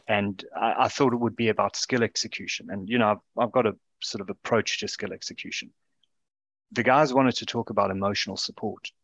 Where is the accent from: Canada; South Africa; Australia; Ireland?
South Africa; now in United Kingdom; as a South African living in this country